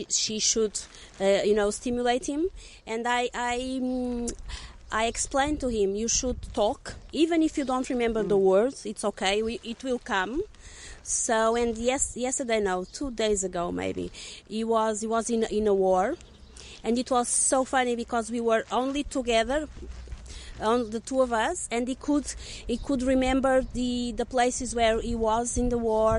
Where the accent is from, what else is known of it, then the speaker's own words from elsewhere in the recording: Lisbon, Portugal; I'm from Lisbon, Portugal, and I'm an occupational therapist